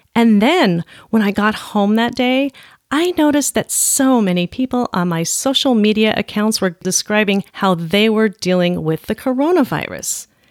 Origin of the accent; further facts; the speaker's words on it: Olympia, Washington, United States; my hometown, Olympia